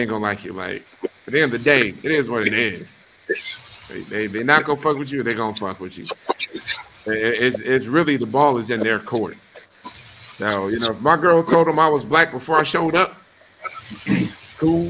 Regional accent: Wisconsin, United States; these are the people I grew up around. This is my community. Friends from high school, friends from college, you know, coworkers, whoever, you know, and I'm not from New York. Wisconsin doesn't have the diversity that New York boasts

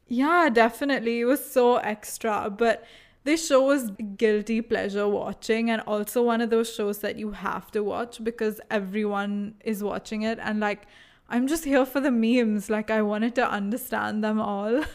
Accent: India; accent: Indian

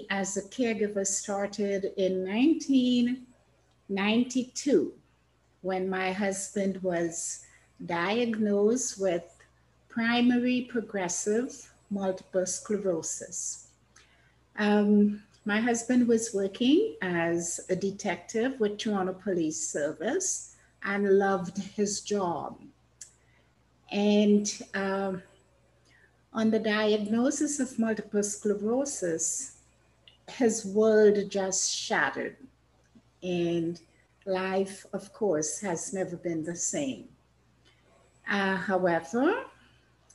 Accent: Trinidad & Tobago; moved away as an adult; now in Canada; I was born in Trinidad in the Caribbean

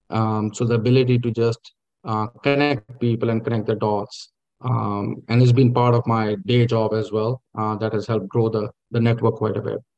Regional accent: Lahore, Punjab, Pakistan; born there; Yeah, I, uh, I was born in, uh, in Lahore, uh, but my father was in government service, so I moved around quite a bit. I never stayed in one place.

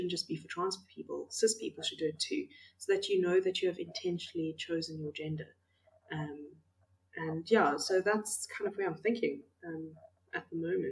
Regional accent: Makanda, Illinois, United States; moved away; I've recently moved back to my hometown of Makanda

